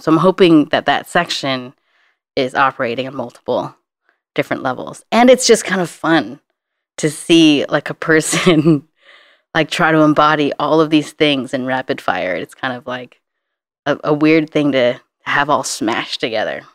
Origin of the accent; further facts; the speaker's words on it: Santa Ana, California, United States; now in San Francisco, United States; I grew up in Santa Ana, which is the most liberal, uh, city within Orange County